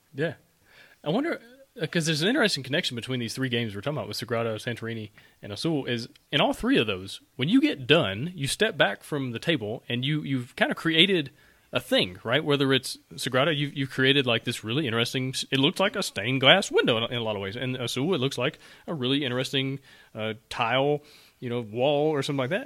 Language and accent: English; Alabama, United States; I'm from Alabama. We say things weird all the time